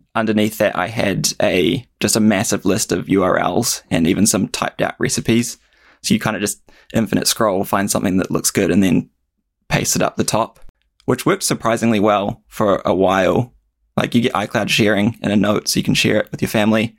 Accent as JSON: {"language": "English", "town": "Kaiapoi", "region": "Canterbury", "country": "New Zealand", "tie": "born or raised there", "also_born_or_lived": "Christchurch, New Zealand", "said": "I grew up in a, a smaller town out, outside of Christchurch called Kaiapoi"}